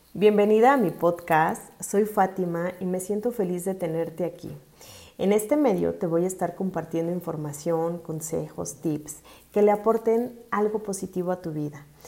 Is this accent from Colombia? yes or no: no; Mexico City, Mexico; soy originaria de la Ciudad de México